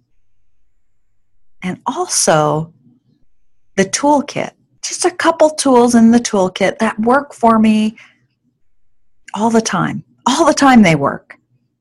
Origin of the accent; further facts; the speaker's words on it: New York, United States; now in Alaska, United States; where I grew up in New York